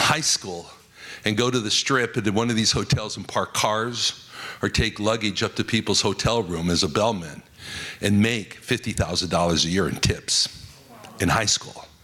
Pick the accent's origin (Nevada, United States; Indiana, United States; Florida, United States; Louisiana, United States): Nevada, United States; Las Vegas; I was raised in Las Vegas, Nevada